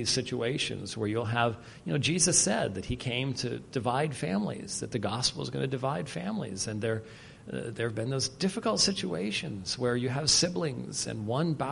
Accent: Scotland, United Kingdom; as a Scotsman

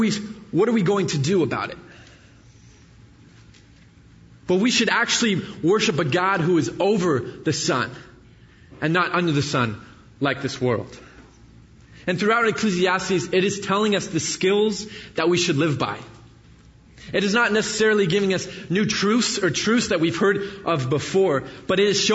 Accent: the Bay Area, California, United States; moved away as an adult; I grew up in the Bay Area, so I moved out here when I started at Jessup 4 years ago.

